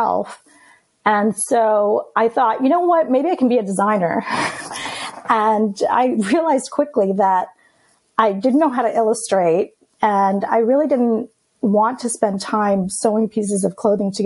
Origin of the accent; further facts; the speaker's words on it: New York City, New York, United States; first language Greek; English is a second language; I grew up in Queens, in Astoria, New York